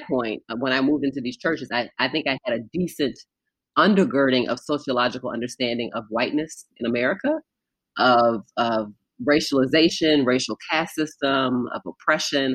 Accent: Baltimore, Maryland, United States; I grew up in Baltimore, so not far from Philadelphia

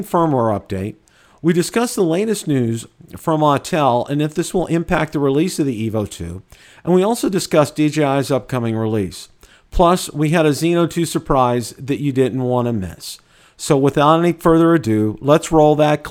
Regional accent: Western Pennsylvania and Ohio, United States; moved away; where I grew up over in Western Pennsylvania and Ohio

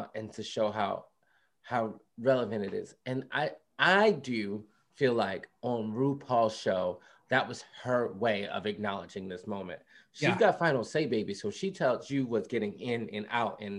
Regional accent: Philadelphia, Pennsylvania, United States; I grew up in West Philadelphia

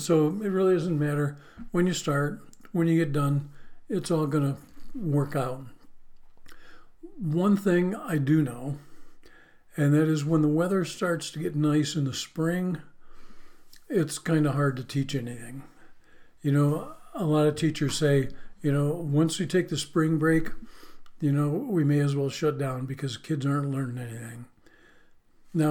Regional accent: Western New York, United States; moved away; growing up in Western New York, we were right on the borderline of Pennsylvania

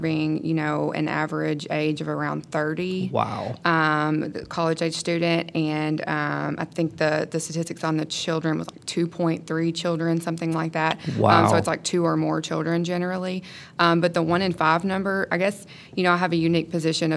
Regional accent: Jonesboro, Arkansas, United States; moved away as an adult; now in Memphis, United States; I'm actually from the Jonesboro area. But I've been in the greater Memphis area for the past about 4 years

